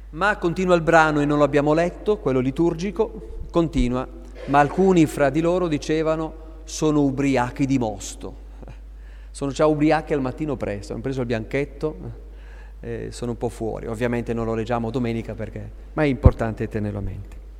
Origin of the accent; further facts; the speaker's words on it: Aosta Valley, Italy; io sono valdostano, quindi vicino alla Francia